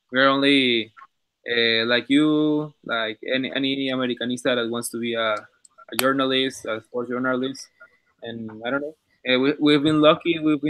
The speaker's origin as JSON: {"language": "English", "country": "Mexico", "second_language": "English", "moved": "as an adult", "lives_now": "Madrid, Spain", "said": "I'm from Mexico. I'm studying only in Madrid."}